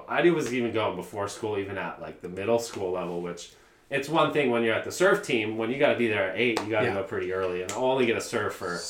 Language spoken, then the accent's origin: English; Garden Grove, California, United States; also born or lived in Long Beach, California; I born in Long Beach, okay. Memorial. Okay. Grew up in Garden Grove.